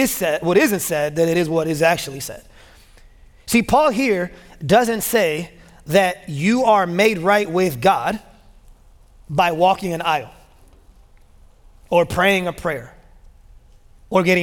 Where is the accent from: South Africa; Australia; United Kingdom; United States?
United States; Chicago, Illinois; moved away as an adult; now in Memphis, United States; I was born and raised in Chicago